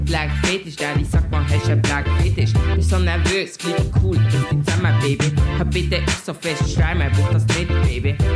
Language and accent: German; Switzerland; accent: Basel; Ich bin hier in der Schweiz geboren und aufgewachsen. Ich sehe anders aus. Also ich, ich, bin, ich bin schwarz. Aber wenn ich rede, dann äh, hört man die Herz. Also, ich will sagen mega viel Basler